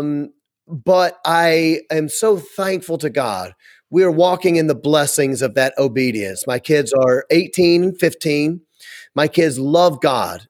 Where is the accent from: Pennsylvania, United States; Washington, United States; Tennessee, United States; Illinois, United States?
Tennessee, United States; Memphis; moved away as an adult; now in Wisconsin, United States; I'm from Memphis